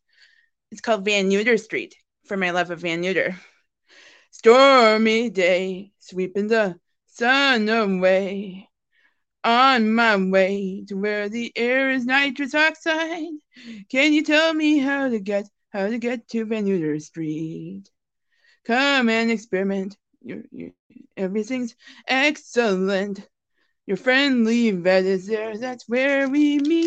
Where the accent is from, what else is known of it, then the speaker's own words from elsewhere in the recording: Neenah, Wisconsin, United States; I am from Neenah, Wisconsin